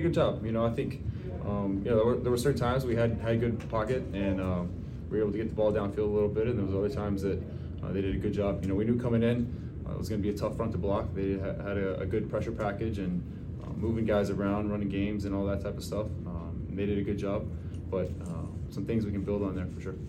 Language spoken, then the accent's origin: English; Louisiana, United States; moved away as an adult; I'm from Louisiana. I played all my, uh, all my years of football in Louisiana